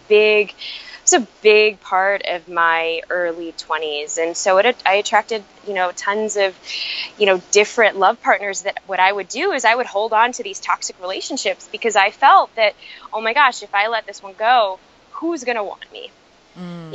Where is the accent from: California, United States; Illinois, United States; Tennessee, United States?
Illinois, United States; Chicago; I actually grew up, um, was born and raised in Chicago uh, to immigrant family.